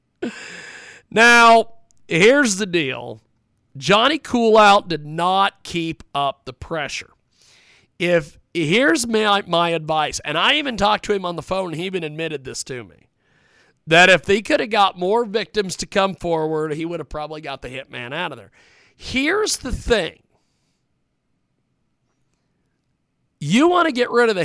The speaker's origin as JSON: {"language": "English", "region": "Kansas", "country": "United States", "said": "I was from Kansas"}